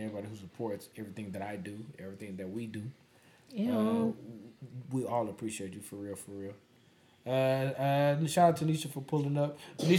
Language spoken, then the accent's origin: English; Charlotte, North Carolina, United States; I'm from Charlotte, North Carolina.